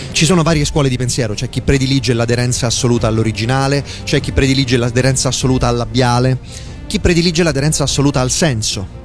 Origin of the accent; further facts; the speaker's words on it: province of Viterbo, Lazio, Italy; dalle mie parti, in provincia di Viterbo